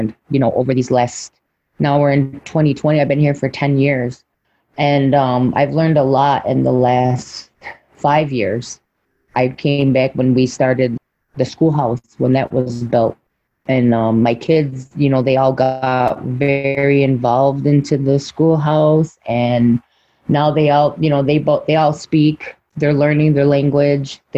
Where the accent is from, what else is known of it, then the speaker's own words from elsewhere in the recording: Cattaraugus Indian Reservation, New York, United States; now in Seneca Falls area, United States; I was born and raised over on the Cattaraugus Indian Reservation, which is located on the Seneca Nation territory